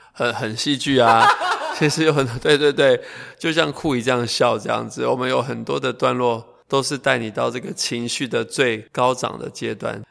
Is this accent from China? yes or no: no; Taoyuan, Taiwan; 像我自己出生在，嗯，中立